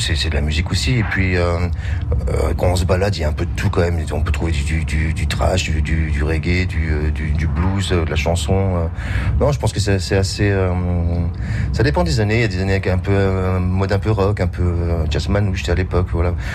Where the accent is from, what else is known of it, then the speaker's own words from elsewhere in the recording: France; nous sommes français